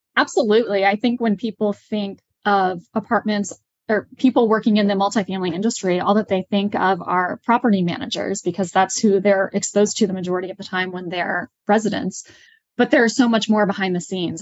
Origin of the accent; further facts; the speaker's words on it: Midwest, United States; moved away as an adult; also born or lived in Washington, D.C.; now in Charlotte, United States; I am originally from the Midwest